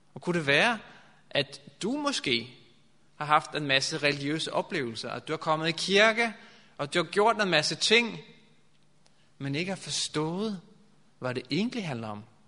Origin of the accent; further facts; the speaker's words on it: Norway; Danish is a second language; now in Denmark; jeg kommer fra Norge, og øhm, i Danmark har man sådan en, for os nordmænd